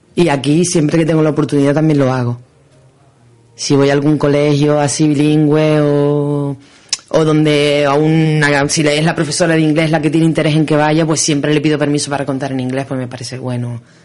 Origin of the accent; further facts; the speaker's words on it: Canary Islands, Spain; somos los canarios